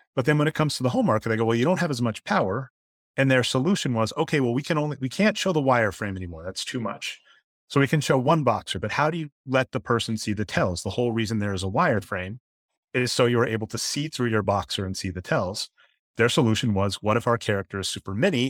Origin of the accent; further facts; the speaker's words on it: Denver, Colorado, United States; moved away; I'm from Denver, Colorado originally